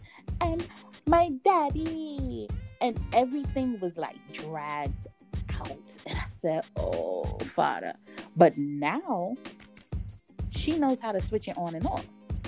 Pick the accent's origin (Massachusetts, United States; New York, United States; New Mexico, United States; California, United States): New York, United States; New York City; born there; I was born in the Bronx.